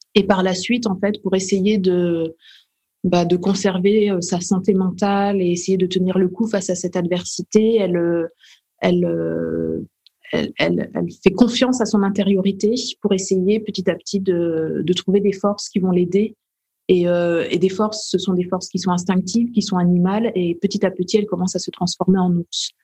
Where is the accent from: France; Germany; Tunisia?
France; Dijon, Bourgogne-Franche-Comté; je suis née à Dijon, euh, en Bourgogne, en France.